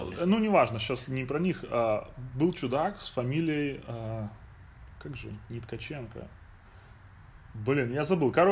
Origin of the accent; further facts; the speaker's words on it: Minsk, Belarus; now in United States; с которым вместе мы приехали из Минска а, в Штаты.